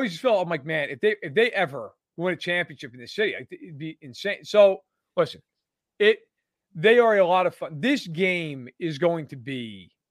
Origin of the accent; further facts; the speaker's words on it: New York, United States; also born or lived in Oswego, New York; as maybe you guys can tell from my accent, I grew up in New York.